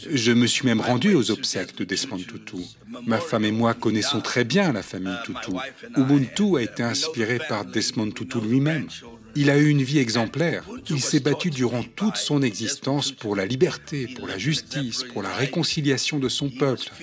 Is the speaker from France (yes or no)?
no; Cape Town, Western Cape, South Africa; French is a second language; now in United States; Je suis uh, sud-africain, je suis originaire du Cap